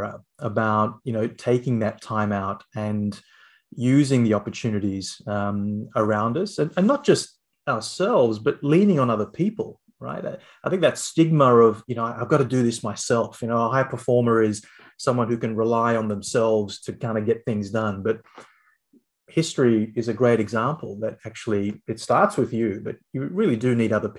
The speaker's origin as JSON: {"language": "English", "town": "Canberra", "region": "Australian Capital Territory", "country": "Australia", "tie": "born or raised there", "said": "I grew up in Canberra"}